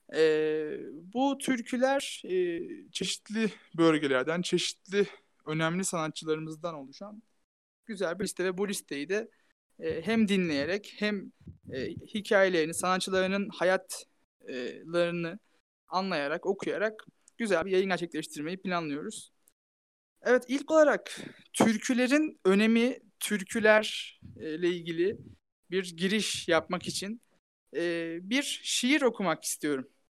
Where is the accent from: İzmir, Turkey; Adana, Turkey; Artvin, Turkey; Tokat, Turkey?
Tokat, Turkey; moved away; yaklaşık iki haftadır memleketimdeyim. Tokatlıyım